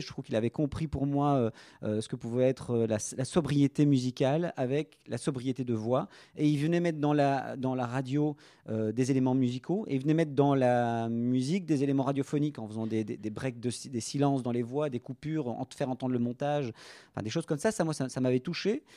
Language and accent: French; Brussels, Brussels-Capital Region, Belgium; Je suis bruxellois, natif bruxellois